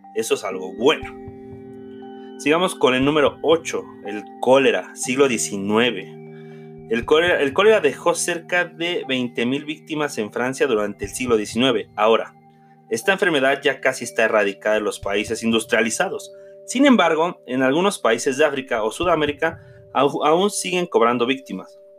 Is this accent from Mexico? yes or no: yes; Mexico; como mexicanos